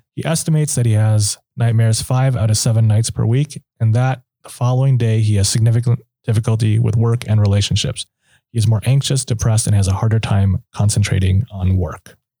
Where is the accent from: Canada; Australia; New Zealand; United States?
United States; Minnesota; moved away; I'm from Minnesota originally